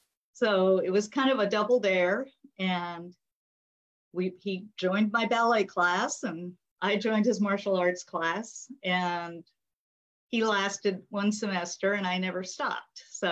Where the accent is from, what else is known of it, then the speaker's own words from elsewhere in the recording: Japan; born there; I was born in Japan. I was raised in Asia.